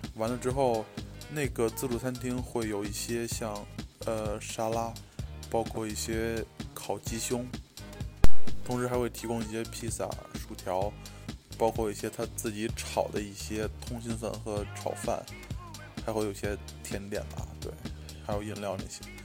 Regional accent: Beijing, China; moved away as an adult; now in United States; 我作为一个北京人，在二十多年里边吃涮肉的一些经历和经验

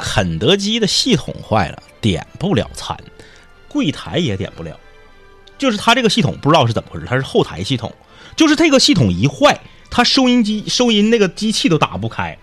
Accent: Northeast China, China; 我们东北人跑到南方去了

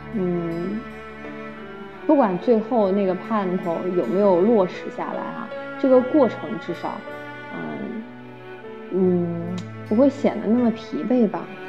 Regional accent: Nanjing, Jiangsu, China; 我的家乡是南京

